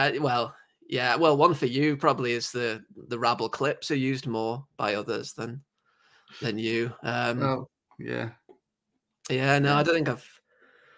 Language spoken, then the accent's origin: English; England, United Kingdom; accent: very English; I know I sound very English, but, I don't. I'm the only person in my entire family who's English